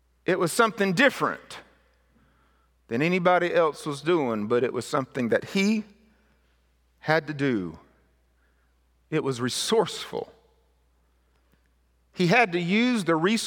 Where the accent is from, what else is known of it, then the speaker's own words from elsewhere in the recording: Mississippi, United States; Where I was raised in Mississippi was an area that where very big pine trees was raised